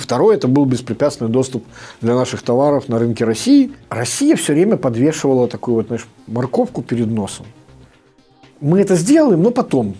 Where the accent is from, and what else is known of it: Belarus